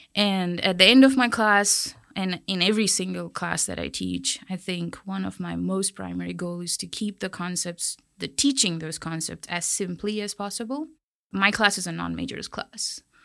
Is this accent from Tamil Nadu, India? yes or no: no; Kolkata, West Bengal, India; moved away as an adult; also born or lived in Ohio, United States / Chicago, United States; now in Texas, United States; I grew up in Calcutta, which is a very big city.